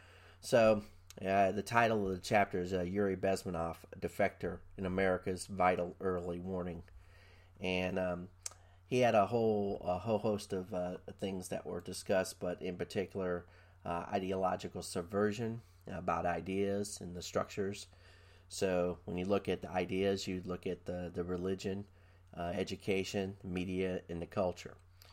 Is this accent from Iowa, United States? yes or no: no; Quantico, Virginia, United States; born there; I was born in Quantico, Virginia.